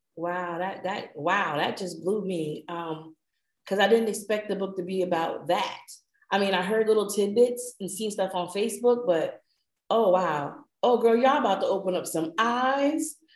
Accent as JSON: {"language": "English", "region": "New Jersey", "country": "United States", "also_born_or_lived": "Georgia", "accent": "northern", "moved": "yes", "said": "I'm from Jersey by way of Georgia"}